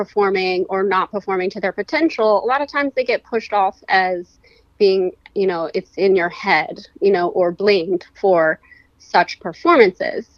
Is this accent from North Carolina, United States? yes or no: no; Pennsylvania, United States; moved away as an adult; also born or lived in Florida / California / Chester County, Pennsylvania; I'm originally from Pennsylvania